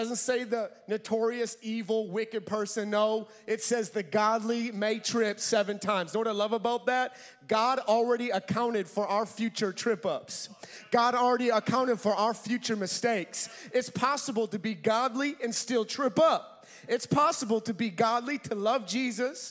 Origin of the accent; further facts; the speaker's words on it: Minnesota, United States; I'm from Minnesota.